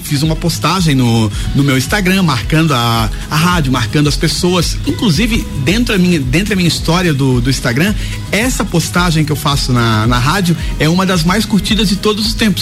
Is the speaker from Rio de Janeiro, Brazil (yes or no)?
no; Santa Catarina, Brazil; also born or lived in Lages; now in Florianópolis, Brazil; da nossa, da nossa região, do, de Santa Catarina